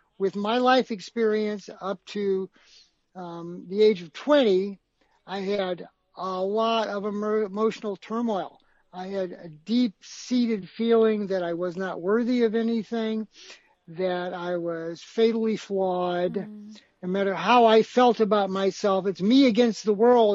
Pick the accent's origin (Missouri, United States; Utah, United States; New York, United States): Missouri, United States; St. Louis; my hometown of St. Louis